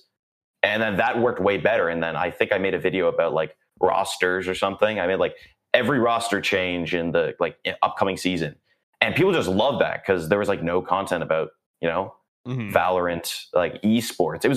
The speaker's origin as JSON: {"language": "English", "country": "Canada", "said": "I'm Canadian"}